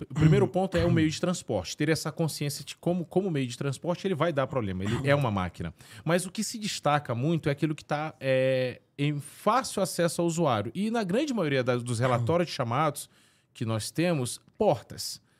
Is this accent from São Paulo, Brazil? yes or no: no; São Luís, Maranhão, Brazil; Eu sou natural, nascido e criado em São Luís do Maranhão.